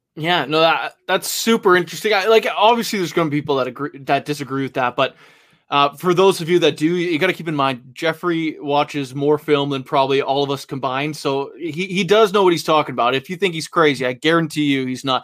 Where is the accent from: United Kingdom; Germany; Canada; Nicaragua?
Canada; I'm Canadian